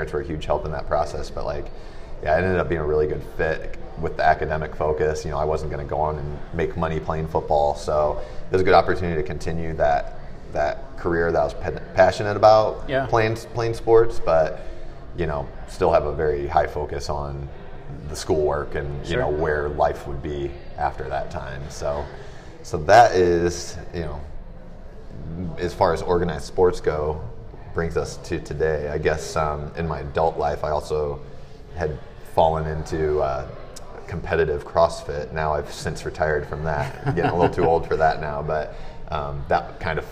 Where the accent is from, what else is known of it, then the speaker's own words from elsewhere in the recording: Fort Wayne, Indiana, United States; I'm born and raised in Fort Wayne